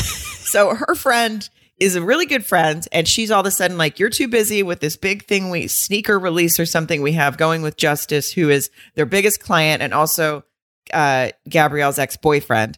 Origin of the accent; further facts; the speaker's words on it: Arkansas, United States; moved away; also born or lived in Atlanta; I'm from Arkansas and I also lived in Atlanta for a lo-, a little period of time.